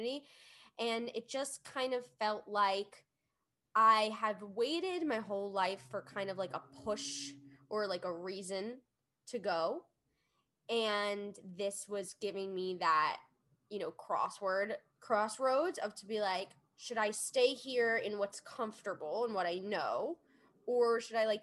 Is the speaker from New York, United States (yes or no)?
yes; New York, United States; we grew up in New York, and I love New York to death. I love this city.